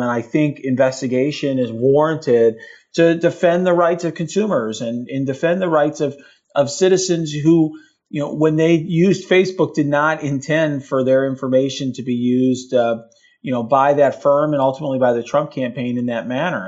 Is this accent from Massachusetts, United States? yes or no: no; Chicago, Illinois, United States; I was born in Chicago.